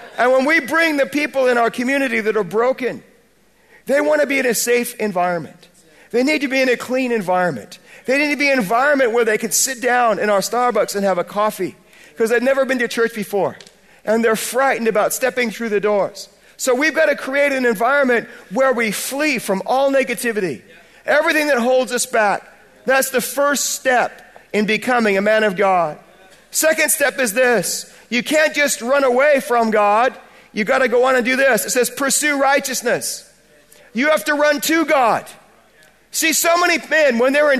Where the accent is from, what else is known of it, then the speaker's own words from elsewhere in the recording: United States; accent: American; moved away as an adult; now in Bradford, United Kingdom; I'm an American by birth, but I'm British by choice